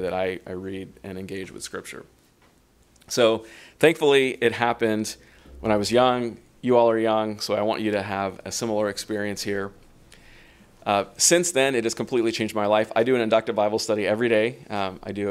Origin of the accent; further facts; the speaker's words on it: Los Angeles, California, United States; I was born and raised in Southern California in the LA area